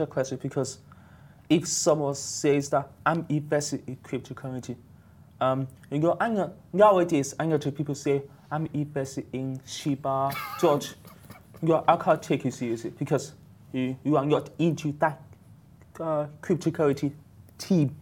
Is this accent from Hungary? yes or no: no; United Kingdom; moved away as an adult; now in Dubai, United Arab Emirates; I was based in UK. I'm from UK. So basically, I moved to Dubai one year